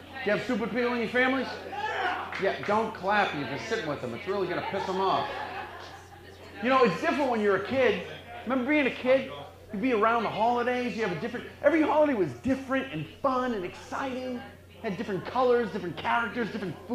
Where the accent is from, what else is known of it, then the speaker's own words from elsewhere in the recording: Boston, Massachusetts, United States; I'm from the Boston area